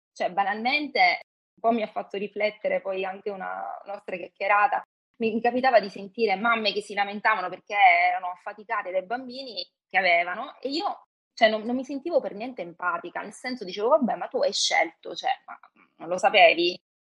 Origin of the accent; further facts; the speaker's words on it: Calabria, Italy; also born or lived in Milan; now in Rome, Italy; vivo a Roma, sono calabrese ho vissuto per un periodo a Milano